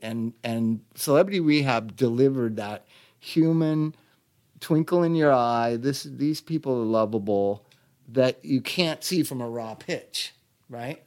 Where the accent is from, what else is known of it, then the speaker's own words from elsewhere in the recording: Los Angeles, California, United States; I'm born and raised in this town